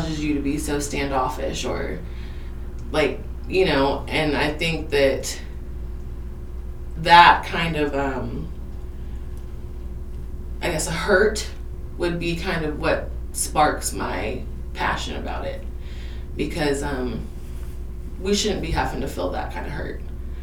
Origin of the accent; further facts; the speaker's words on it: Iola, Kansas, United States; also born or lived in Wichita, Kansas / Colony, Kansas; I was in Colony until I was 8, and then my grandparents and I moved here to Iola, and I have... it's been my hometown ever since